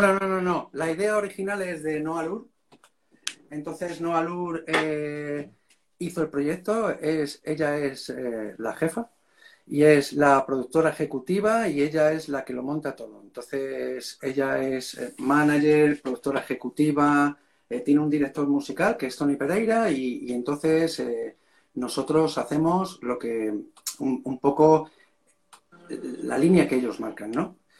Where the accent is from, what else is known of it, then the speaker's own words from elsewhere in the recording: Madrid, Community of Madrid, Spain; yo soy de Vallecas, tío, ¿sabes? Y, entonces allí Vallecas, en la época que a mí me tocó vivir, era un barrio chungo